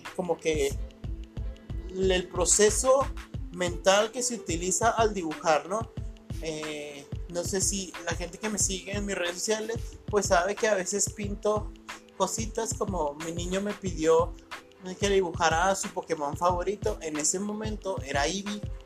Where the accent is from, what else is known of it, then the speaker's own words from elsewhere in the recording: Ciudad Juárez, Chihuahua, Mexico; soy de Ciudad Juárez